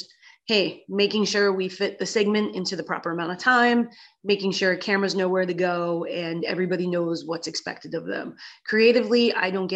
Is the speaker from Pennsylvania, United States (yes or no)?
yes; Pennsylvania, United States; growing up in Pennsylvania